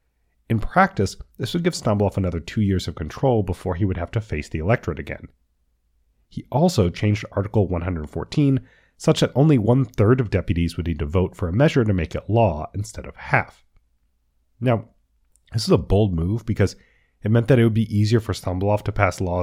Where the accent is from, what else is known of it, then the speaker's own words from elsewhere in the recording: Washington, District of Columbia, United States; he traveled to my hometown of Washington, D.C.